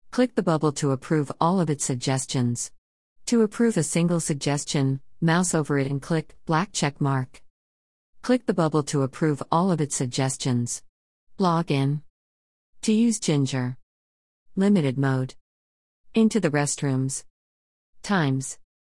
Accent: Kenosha, Wisconsin, United States; A group of Vietnam veterans in my hometown started meeting in a park

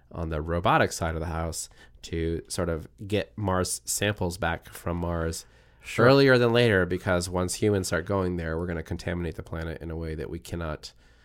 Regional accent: Japan; I grew up on manga because I grew up in Japan

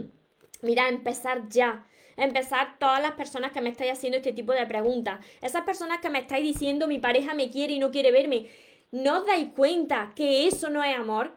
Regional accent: Córdoba, Andalusia, Spain; soy de Córdoba, por mi acento

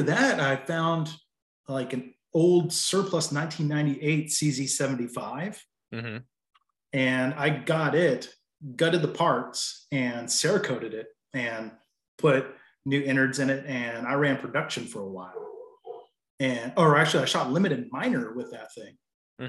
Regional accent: near Bristol, Northeast Tennessee, United States; also born or lived in Asheville area, North Carolina; now in North Carolina, United States; I'm in western part of North Carolina, near Asheville area, and yeah, that's where I'm at. I'm originally from Northeast Tennessee

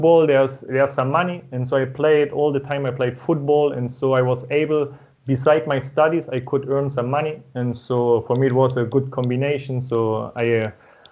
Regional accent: East Germany, Germany; first language German; English is a second language; moved away as an adult; also born or lived in United States / Spain; I was born in Germany and raised in Germany

